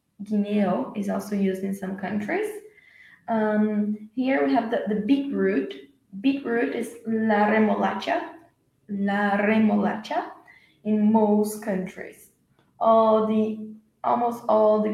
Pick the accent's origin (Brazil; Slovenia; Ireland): Brazil; I'm from Brazil